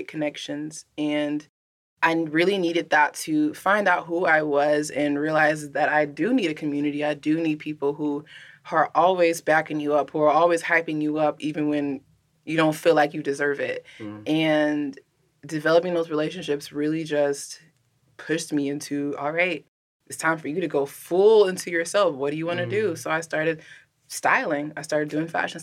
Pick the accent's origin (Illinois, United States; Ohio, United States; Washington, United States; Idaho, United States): Illinois, United States; Southern; I grew up in Southern Illinois